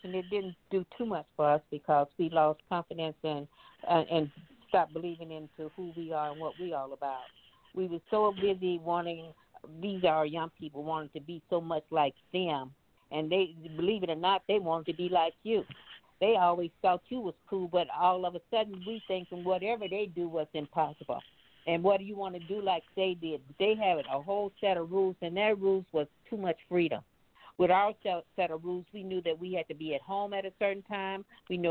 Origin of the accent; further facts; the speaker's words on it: Mississippi, United States; moved away; I come from Mississippi, and I was just there when we buried my brother.